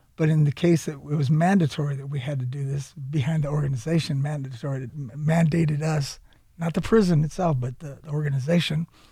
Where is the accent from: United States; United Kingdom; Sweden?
United States; San Jose, California; I'm actually from San Jose, California